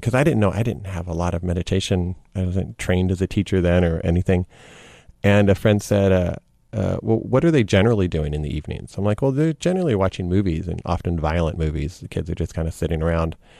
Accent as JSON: {"language": "English", "town": "Lubbock", "region": "Texas", "country": "United States", "tie": "born or raised there", "said": "growing up in Texas."}